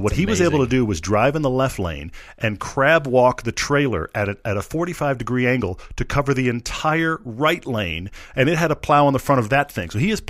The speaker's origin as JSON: {"language": "English", "region": "Texas", "country": "United States", "tie": "born or raised there", "said": "I grew up in Texas where we get like a spit of ice, we all just hunkered down."}